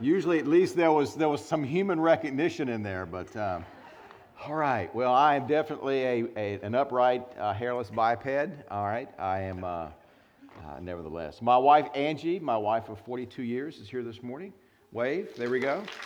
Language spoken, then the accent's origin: English; North Carolina, United States; we are from North Carolina